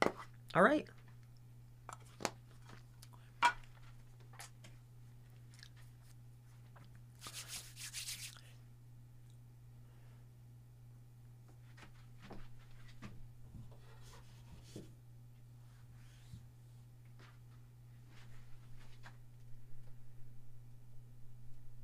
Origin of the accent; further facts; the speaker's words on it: Lehigh Acres, Florida, United States; also born or lived in Fort Lauderdale, Florida / Fort Myers, Florida / Wyoming, Pennsylvania / Tamaqua, Pennsylvania; now in Pennsylvania, United States; But I was born in Fort Lauderdale, and I lived in Fort Myers, Florida, and then Lehigh Acres for, like, ever